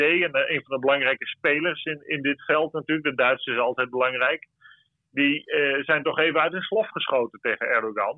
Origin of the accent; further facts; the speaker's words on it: Netherlands; voor ons als Nederlanders